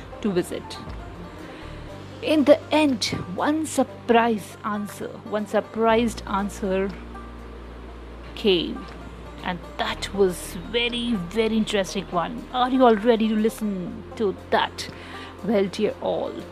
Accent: India; being an Indian

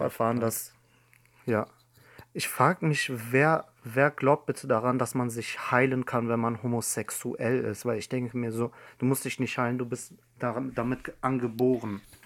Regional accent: Iran; now in Germany; in meinem Heimatland Iran

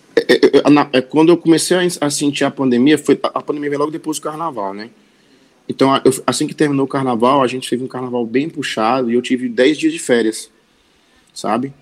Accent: Sobral, Ceará, Brazil; moved away as an adult; now in Fortaleza, Brazil; eu sou, eu sou sobralense, né? Eu moro em Fortaleza há mais ou menos oito anos, mas eu me cresci e me criei em, em Sobral

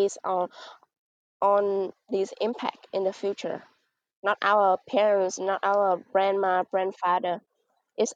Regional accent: Mekong Delta, Vietnam; I come from Banjar province, which is a province in the Mekong Delta.

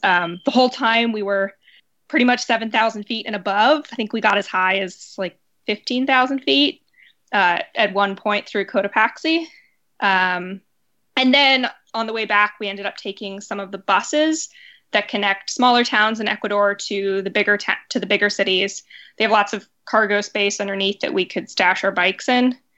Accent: Seattle, Washington, United States; moved away as an adult; also born or lived in Pittsburgh; now in New York, United States; I, I'm from Seattle

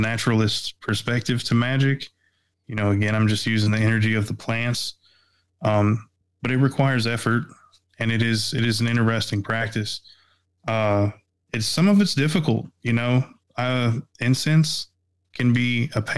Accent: East Tennessee, United States; I was born and raised in East Tennessee

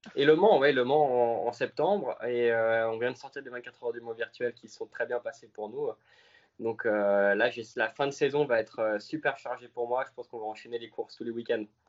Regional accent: Switzerland; je suis suisse.

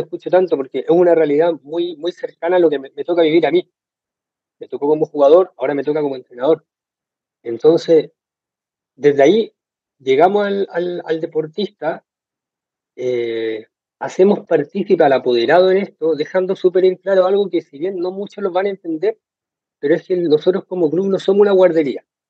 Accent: Iquique, Tarapacá, Chile; acá de Iquique, en el norte de Chile

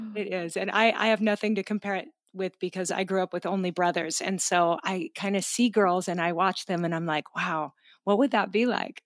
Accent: Pacific Northwest, United States; ended up up in the Pacific Northwest where I grew up

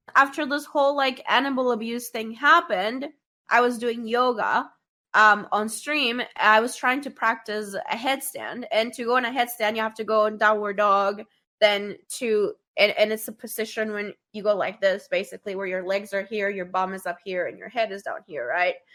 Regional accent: Colombia; I grew up in Colombia in the nineties.

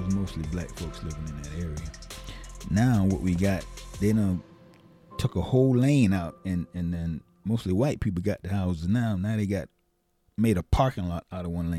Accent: Savannah, Georgia, United States; moved away; grew up in Savannah, born and raised in Savannah

